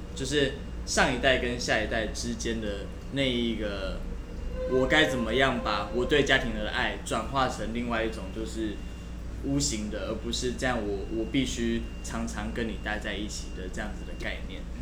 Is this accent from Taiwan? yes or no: yes; Taiwan; also born or lived in Kaohsiung; 我们是台湾人